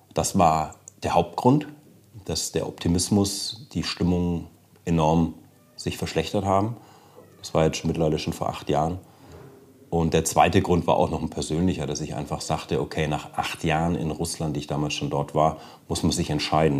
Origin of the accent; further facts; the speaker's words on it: Germany; selber als Deutscher